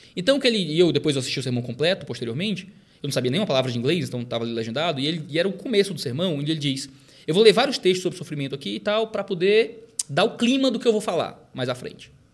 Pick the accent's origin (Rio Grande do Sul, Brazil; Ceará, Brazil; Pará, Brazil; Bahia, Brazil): Ceará, Brazil; Fortaleza; Nasci e cresci em Fortaleza